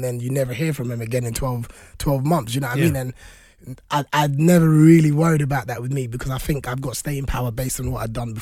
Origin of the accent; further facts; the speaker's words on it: London, United Kingdom; I'm from Hackney, East London